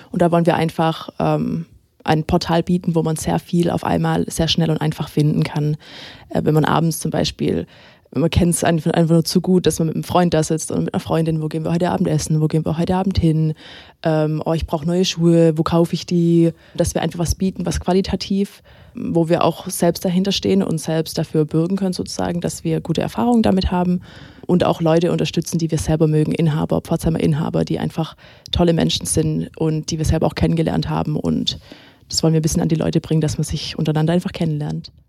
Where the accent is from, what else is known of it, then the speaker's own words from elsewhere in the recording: Heimsheim, Baden-Württemberg, Germany; born there; also born or lived in United States; Also ich bin ähm, in Heimsheim geboren habe dann eine Zeit lang in Amerika gewohnt und bin dann zurückgezogen.